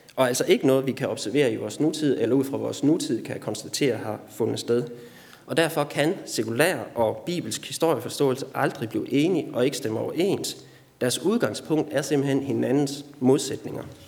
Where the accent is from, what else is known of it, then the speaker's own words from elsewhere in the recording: Denmark; Du og jeg er som danskere